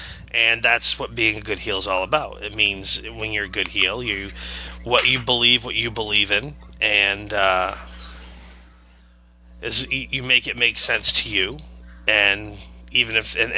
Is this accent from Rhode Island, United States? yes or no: no; Maine, United States; I'm from Maine.